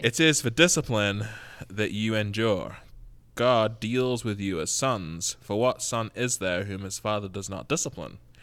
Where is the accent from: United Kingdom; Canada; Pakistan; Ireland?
United Kingdom; England; now in Oroville, United States; I am from England